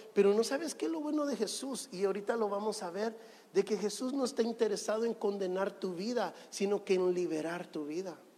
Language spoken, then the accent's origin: Spanish; Guatemala; now in Guayaquil, Ecuador; Yo nací en Guatemala